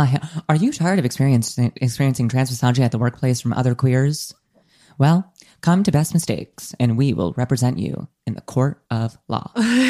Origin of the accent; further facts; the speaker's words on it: Rhode Island, United States; I'm also from Rhode Island and went to the same high school as Nika.